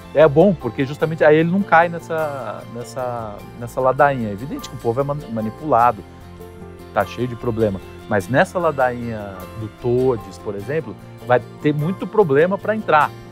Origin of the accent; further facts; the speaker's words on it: Brazil; nós somos brasileiros